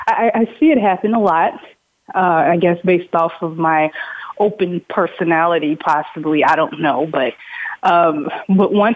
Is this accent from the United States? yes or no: yes; Indiana, United States; I'm actually from Indiana